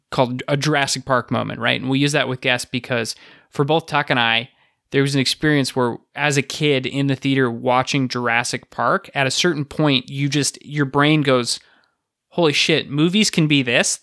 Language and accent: English; Canada; I'm from Canada.